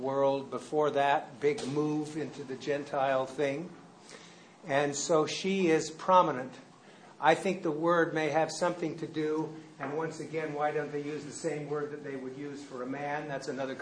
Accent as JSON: {"language": "English", "country": "United States"}